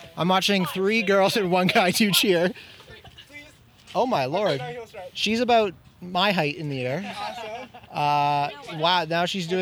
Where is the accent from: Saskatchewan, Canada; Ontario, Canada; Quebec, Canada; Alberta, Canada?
Ontario, Canada; Toronto; I'm from Toronto